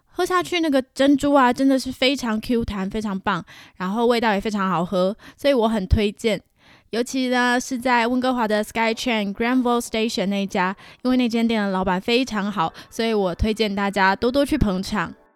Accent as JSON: {"language": "Chinese", "country": "Taiwan", "moved": "as an adult", "lives_now": "Vancouver, Canada", "said": "我来自台湾"}